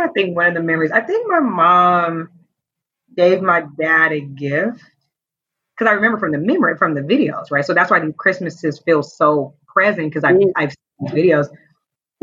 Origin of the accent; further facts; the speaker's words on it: Oakland, California, United States; I'm from Oakland, which is a part of the Bay Area, California